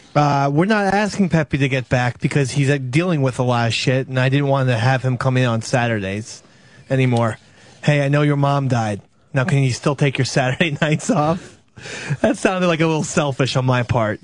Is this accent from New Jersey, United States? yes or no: yes; New Jersey, United States; the people I grew up in Jersey